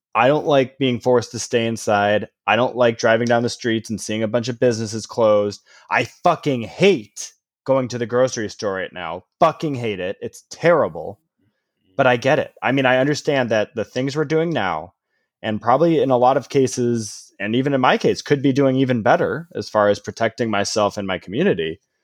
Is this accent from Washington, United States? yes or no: no; Illinois, United States; growing up in Illinois